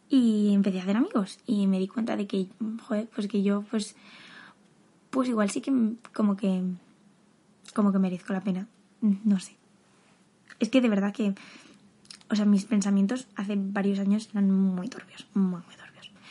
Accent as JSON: {"language": "Spanish", "town": "Madrid", "region": "Community of Madrid", "country": "Spain", "said": "soy de Madrid"}